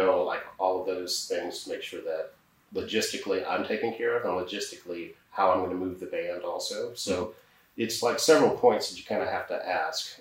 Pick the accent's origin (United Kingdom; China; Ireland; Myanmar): United Kingdom; England; I was born in England